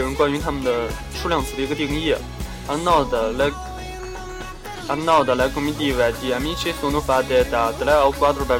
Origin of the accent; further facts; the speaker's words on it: Shandong, China; 我我老家是在山东，其实山东也我印象里也不怎么下雪。不知道这两年怎么样，一直都没回去。